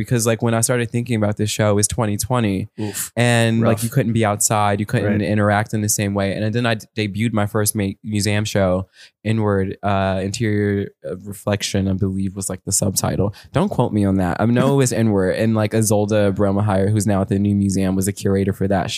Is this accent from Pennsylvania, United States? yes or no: yes; Philadelphia, Pennsylvania, United States; now in New York City, United States; I'm from Philly, so like my natural accent fights her last name so hard